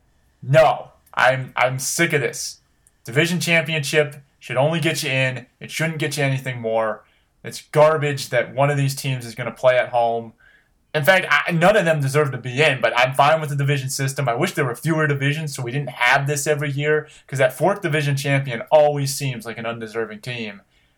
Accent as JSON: {"language": "English", "town": "Cleveland", "region": "Ohio", "country": "United States", "said": "I'm a Browns fan, I'm from Cleveland"}